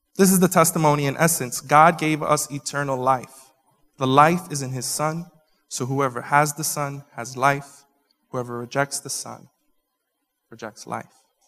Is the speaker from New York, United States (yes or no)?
yes; New York, United States; I'm such a New Yorker that I don't just talk with my hands, I think with them too